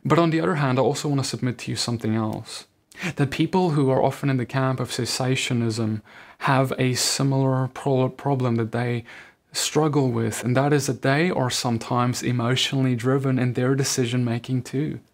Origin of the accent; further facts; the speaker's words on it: South Africa; I grew up Dutch Reformed in South Africa